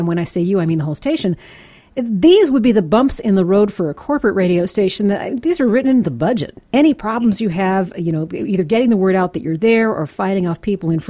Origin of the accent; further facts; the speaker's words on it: outside Chicago, Illinois, United States; moved away; I grew up outside Chicago